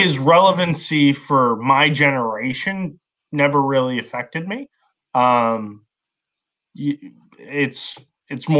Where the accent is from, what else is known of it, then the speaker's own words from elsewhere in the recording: Massachusetts, United States; where I grew up in Massachusetts, people treat people pretty normal around here